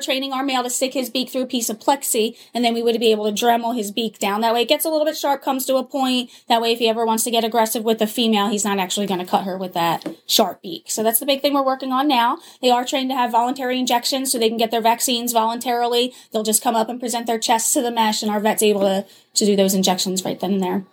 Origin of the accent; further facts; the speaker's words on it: New Jersey, United States; moved away as an adult; also born or lived in Minnesota; I grew up in South Jersey